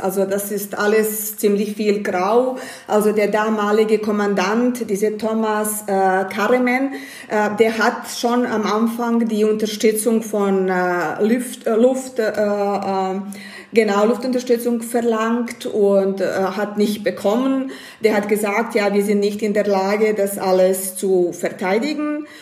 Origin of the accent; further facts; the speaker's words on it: Banja Luka, Republika Srpska, Bosnia & Herzegovina; German is a second language; now in Graz, Austria; Gebürtig komme ich aus Bosnien, aus Banja Luka und ich habe Bosnien äh, 92 verlassen, als der Krieg angefangen hat.